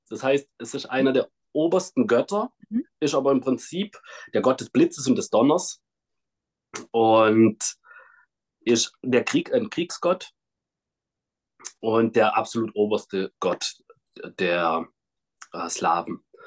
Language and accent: German; Kazakhstan; moved away; geboren bin ich in Kasachstan in einem kleinen Dorf